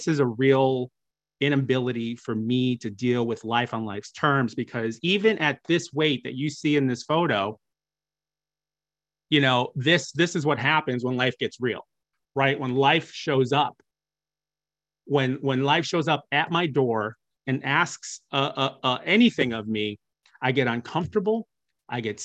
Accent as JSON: {"language": "English", "region": "Midwest", "country": "United States", "said": "I'm from the Midwest"}